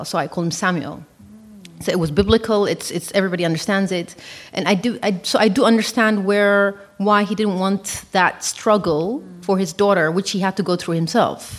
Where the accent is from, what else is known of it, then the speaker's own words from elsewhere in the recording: Ethiopia; moved away as an adult; now in Netherlands; I knew where I was from. I'm from Ethiopia.